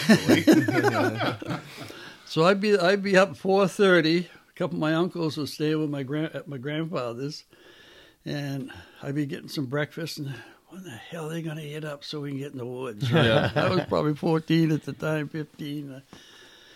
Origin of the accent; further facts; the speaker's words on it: Brunswick, Maine, United States; I was brought up in Maine, Brunswick, Maine